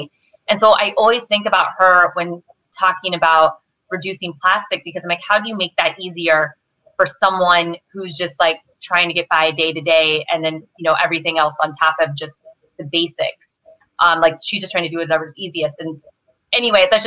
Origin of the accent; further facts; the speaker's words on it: Midwest, United States; also born or lived in Southern California; now in California, United States; I'm from the Midwest and I live in California now, Southern California